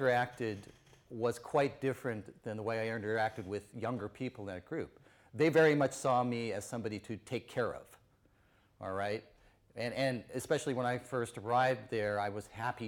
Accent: Tucson, Arizona, United States; I'm from Tucson, Arizona in the United States

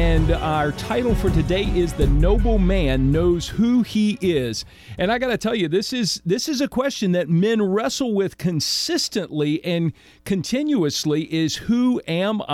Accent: Suffolk, Virginia, United States; I grew up in Suffolk

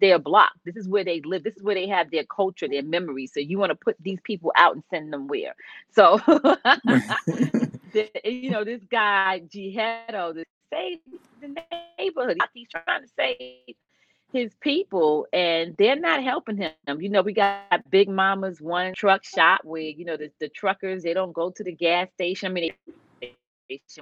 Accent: New York City, New York, United States; moved away as an adult; also born or lived in Stamford, Connecticut; I grew up in the South Bronx

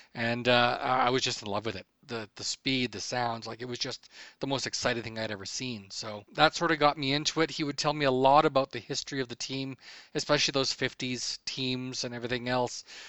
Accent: Edmonton, Alberta, Canada; also born or lived in Medicine Hat, Alberta; we moved from Medicine Hat, where I was born, up to Edmondson, where my mom's brother worked

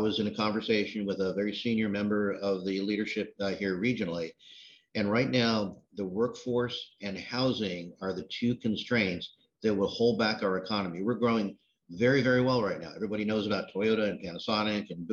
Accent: outside New York City, United States; moved away as an adult; also born or lived in Washington, D.C. area; now in Greensboro, United States; I grew up outside New York City

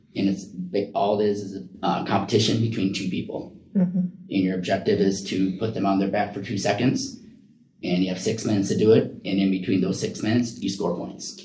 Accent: Iowa, United States; now in Oregon, United States; I'm originally from Iowa

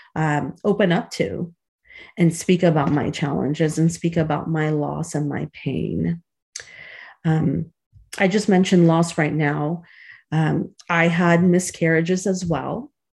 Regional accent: Chicago, Illinois, United States; a childhood friend that I grew up with in Chicago

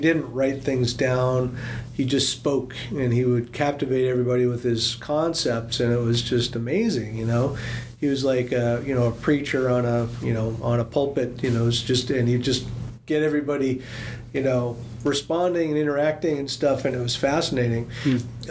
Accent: Seattle, Washington, United States; I grew up in Seattle, outside of the Tlingit Territory

